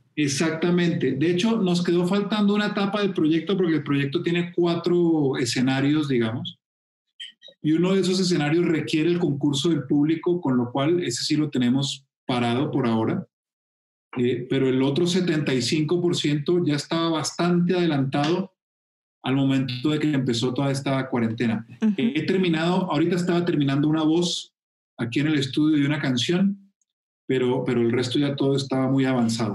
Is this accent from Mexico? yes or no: no; Colombia; en mi tierra